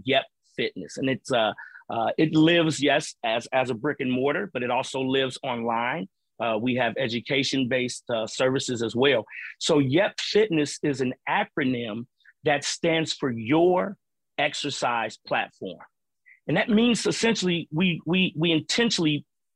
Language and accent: English; Cincinnati, Ohio, United States; moved away as an adult; also born or lived in Boston; I grew up in the urban core where I'm from in Cincinnati